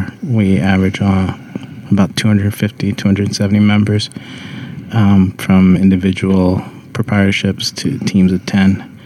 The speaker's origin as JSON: {"language": "English", "town": "Philadelphia", "region": "Pennsylvania", "country": "United States", "tie": "born or raised there", "said": "I grew up in a little village called North Philly that is now called Northern Liberties. So I'm originally from the co-op at 8th and Fairmount"}